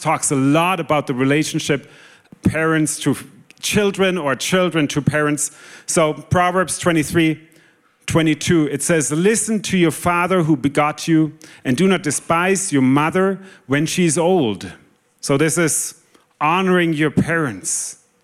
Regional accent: Germany; moved away; I'm originally from Germany

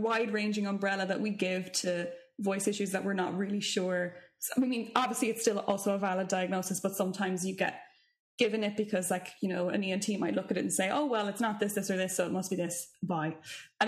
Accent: Ireland; as Irish vocalists

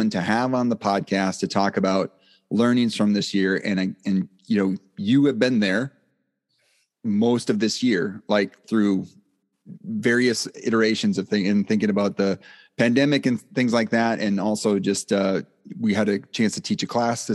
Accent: Black River Falls, Wisconsin, United States; moved away; I was from Black River Falls is where I initially grew up

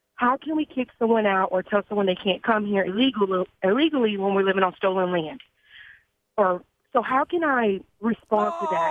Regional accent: Texas, United States; I'm from Te-, I live in Texas, you know, but I have a Hispanic dad

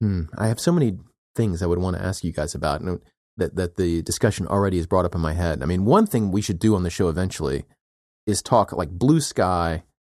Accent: United States; And as we know, I'm an American and I'm entitled to my opinion.

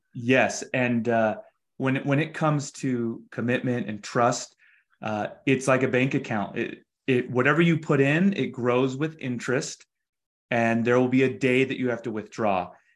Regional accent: Utah, United States; we're from Utah

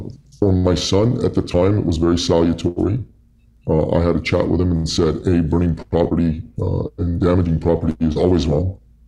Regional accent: Canada; And they've always felt proud of being Canadian, of our tolerant nature, of the fact that we're really amazing at hockey and things like that.

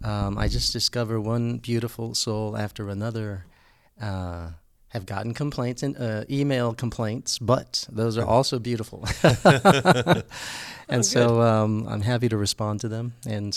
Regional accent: San Antonio, Texas, United States; Well, it was since that's all I knew, it was just normal. I mean, it also the generation I grew up in was the 60s. I was born in 66.

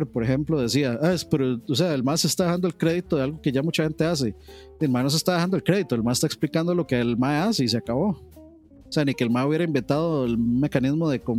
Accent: Costa Rica; como los ticos

